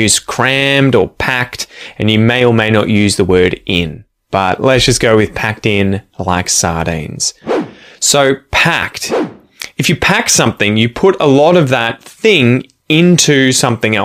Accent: Ocean Grove, Victoria, Australia; now in Curlewis, Australia; my hometown would be, I guess, Ocean Grove. We now live in a place called Curlewis

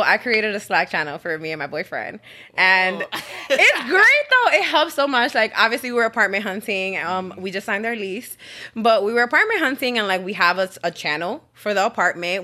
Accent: New York City, New York, United States; I'm originally from the Bronx, New York, right by Yankee Stadium. So that's what we rep.

